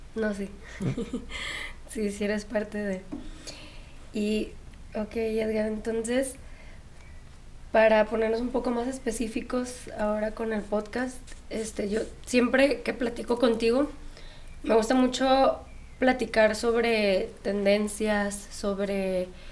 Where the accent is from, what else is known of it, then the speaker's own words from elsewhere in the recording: Sinaloa, Mexico; yo también soy de Sinaloa